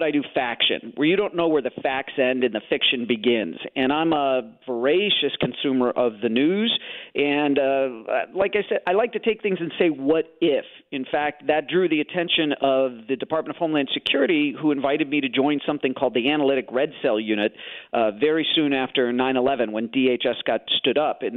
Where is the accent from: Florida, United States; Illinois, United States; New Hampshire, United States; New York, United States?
Illinois, United States; Chicago; I grew up in Chicago, so I have these good Midwestern values